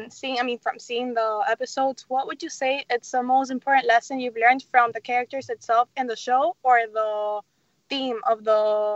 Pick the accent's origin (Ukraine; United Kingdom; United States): United States; Miami, Florida; Hey, welcome back. … from Miami, and you're listening to Kids First Coming Attractions.